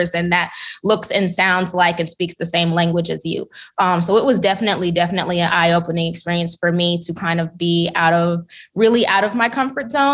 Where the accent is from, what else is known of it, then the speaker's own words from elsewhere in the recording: St. Louis, Missouri, United States; also born or lived in Nashville, Tennessee / Beijing, China; am also born and raised here in St. Louis. I grew up in University City